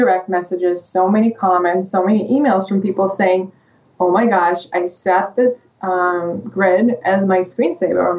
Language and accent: English; Russia; English is a second language; moved away as an adult; now in United States; I'm from Russia